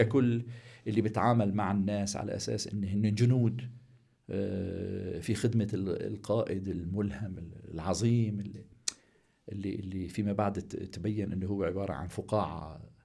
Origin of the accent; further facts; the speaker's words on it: Aleppo, Aleppo Governorate, Syria; من مواليد حلب عام 1963